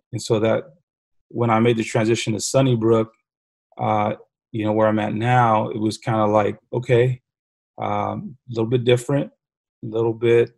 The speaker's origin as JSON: {"language": "English", "town": "San Antonio", "region": "Texas", "country": "United States", "tie": "born or raised there", "said": "grew up on the southeast side of San Antonio, right down the street from Highlands High School"}